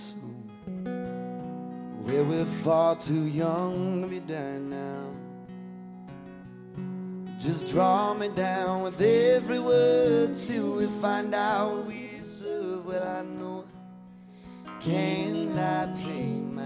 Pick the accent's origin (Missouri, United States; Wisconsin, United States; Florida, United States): Wisconsin, United States; Appleton; I'm from Wisconsin.